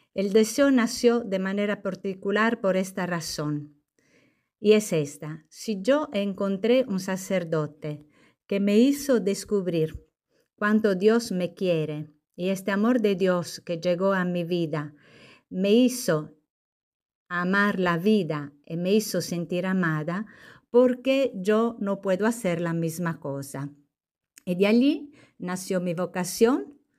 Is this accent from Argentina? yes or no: no; Sardinia, Italy; Spanish is a second language; moved away as an adult; also born or lived in Lima, Peru / southern Italy / northern Italy; now in Puerto Rico; en mi tierra, que es una isla, Sardeña